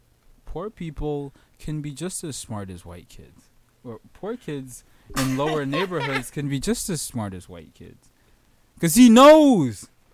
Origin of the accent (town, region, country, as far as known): United States